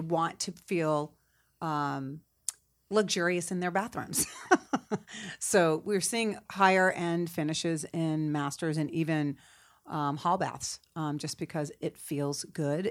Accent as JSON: {"language": "English", "area": "Cape Cod", "region": "Massachusetts", "country": "United States", "also_born_or_lived": "Boston", "moved": "as an adult", "lives_now": "Atlanta, United States", "said": "I'm originally from Cape Cod"}